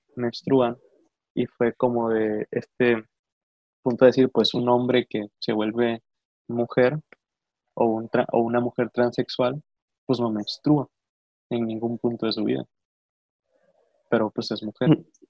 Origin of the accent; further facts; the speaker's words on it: Mexico; a pesar de haber nacido en los Estados Unidos mexicanos y ser hijo de padres mexicanos